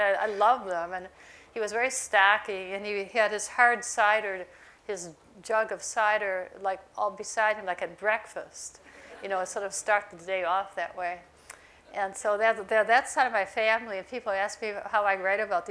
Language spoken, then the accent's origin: English; Millersport, New York, United States; moved away; also born or lived in Lockport, New York; I grew up on this farm